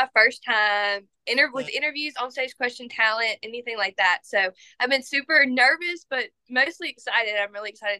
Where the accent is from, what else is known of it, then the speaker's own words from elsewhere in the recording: Liberty, Mississippi, United States; now in Hattiesburg, United States; I am from Liberty, Mississippi, actually, which is my title. That is where I was born and raised.